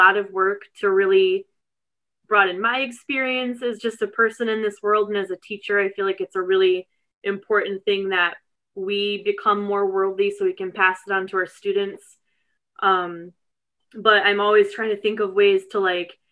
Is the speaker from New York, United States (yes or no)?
yes; North Rose, New York, United States; I grew up in a rural district about 45 minutes east of Rochester. It's in Wayne County. It's called North Rose Wolcott